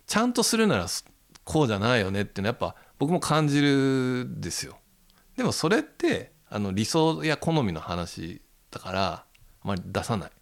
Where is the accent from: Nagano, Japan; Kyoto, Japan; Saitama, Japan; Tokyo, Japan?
Tokyo, Japan; also born or lived in Okinawa; 僕の地元十条に昔古本屋が7軒かあって